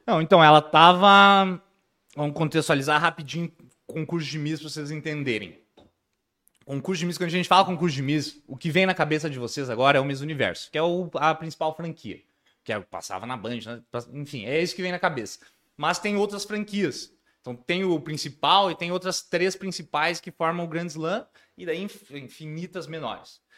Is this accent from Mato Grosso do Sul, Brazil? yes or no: no; Rio Grande do Sul, Brazil; sou do Rio Grande do Sul mesmo